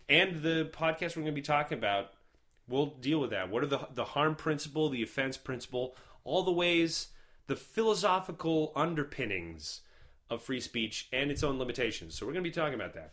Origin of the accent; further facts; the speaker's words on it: Canada; as a Canadian